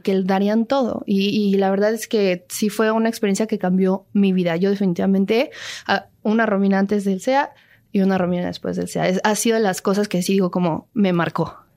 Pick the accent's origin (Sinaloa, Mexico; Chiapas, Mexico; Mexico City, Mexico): Mexico City, Mexico; also born or lived in Mérida, Yucatán; yo nací en Mérida, Yucatán, pero toda mi vida la, la, he pasado aquí, crecí aquí, mi, eh, ritmo de vida es el de la Ciudad de México